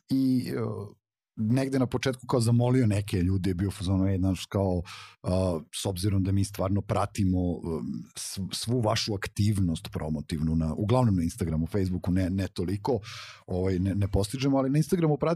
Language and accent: Croatian; Belgrade, Serbia; ja sam odrastao u blokovima na Novom Beogradu